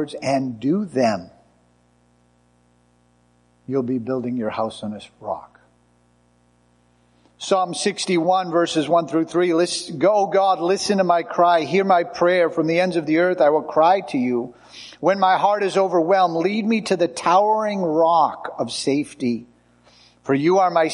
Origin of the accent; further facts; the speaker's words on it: United States; as American tourists